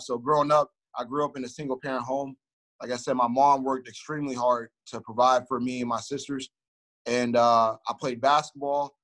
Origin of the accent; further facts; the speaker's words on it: Youngstown, Ohio, United States; I grew up in Youngstown, Ohio, which is uh, a city in between uh, Cleveland